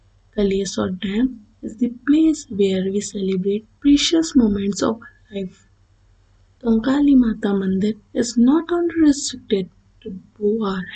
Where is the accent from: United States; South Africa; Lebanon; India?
India; Bhopal, Madhya Pradesh; I am from Bhopal, pursuing my graduation.